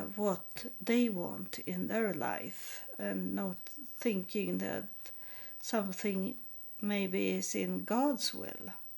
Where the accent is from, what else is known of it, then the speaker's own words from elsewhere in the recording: Sweden; first language Swedish; English is a second language; also born or lived in Texas, United States; as I grew up in Sweden